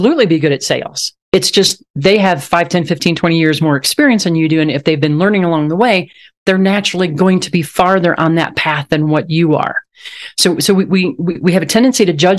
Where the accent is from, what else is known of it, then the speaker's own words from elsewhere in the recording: Southwest Missouri, United States; I grew up on a farm in Southwest Missouri, and my hometown had around 9,000 people in it